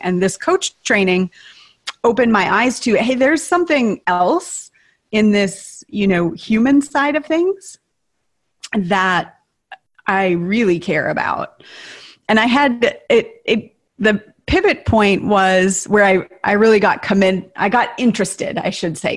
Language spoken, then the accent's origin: English; Tower, Minnesota, United States; moved away; I grew up in Tower, Minnesota, population 502